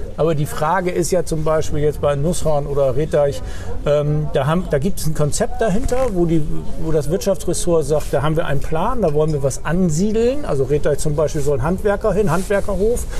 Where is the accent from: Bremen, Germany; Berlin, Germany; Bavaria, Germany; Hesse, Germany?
Bremen, Germany; als Bremer